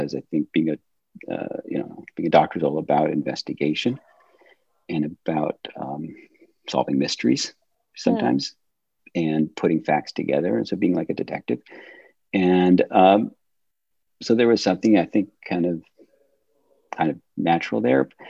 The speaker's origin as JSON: {"language": "English", "region": "Michigan", "country": "United States", "tie": "born or raised there", "moved": "as an adult", "lives_now": "Atlanta, United States", "said": "I grew up in Michigan"}